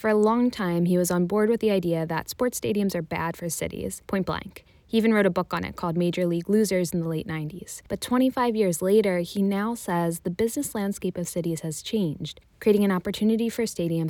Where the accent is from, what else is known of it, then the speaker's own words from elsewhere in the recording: Philadelphia, Pennsylvania, United States; I'm from Philly